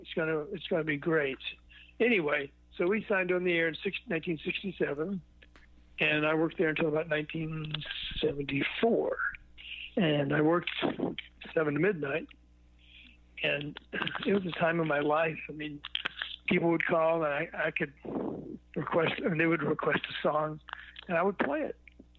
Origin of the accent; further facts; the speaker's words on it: Memphis, Tennessee, United States; born there; Probably when I was about 10 years old, because I was born in Memphis, Tennessee.